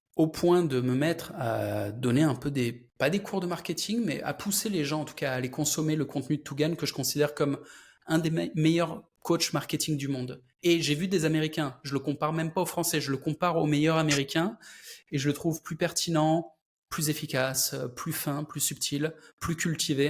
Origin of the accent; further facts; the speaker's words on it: France; Je suis français aussi